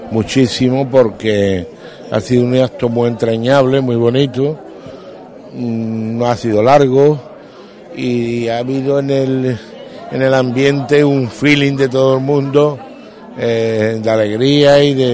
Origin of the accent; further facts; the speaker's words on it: Huelva, Andalusia, Spain; now in Madrid, Spain; No, yo soy de Huelva.